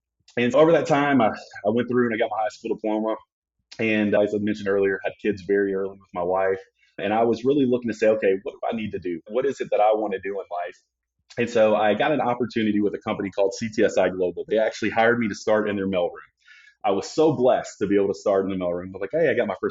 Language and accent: English; Memphis, Tennessee, United States; also born or lived in Collierville, Tennessee; now in Phoenix, United States; Growing up in Memphis, Tennessee